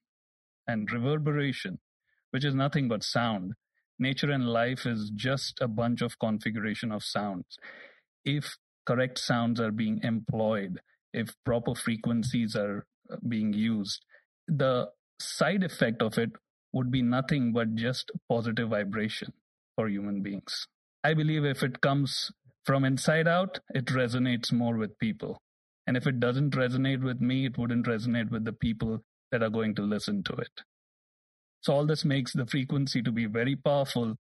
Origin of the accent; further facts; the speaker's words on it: Mumbai, Maharashtra, India; moved away; I was born and raised in Mumbai, India